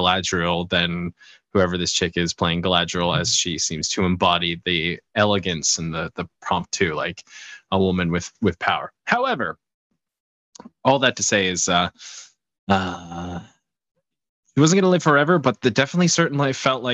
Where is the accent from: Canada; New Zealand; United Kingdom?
Canada; I'm part of the Commonwealth. I'm Canadian.